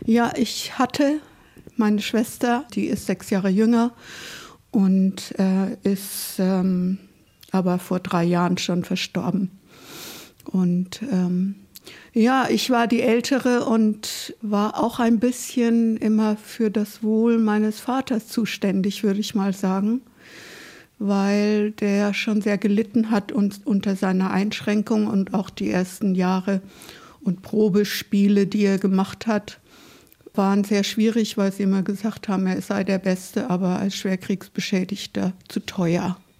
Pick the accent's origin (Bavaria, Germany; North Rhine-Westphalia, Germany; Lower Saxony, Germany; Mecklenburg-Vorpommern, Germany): Bavaria, Germany; Nuremberg; moved away; ich bin in Nürnberg geboren und damals war das ja noch eine sehr zerbombte Stadt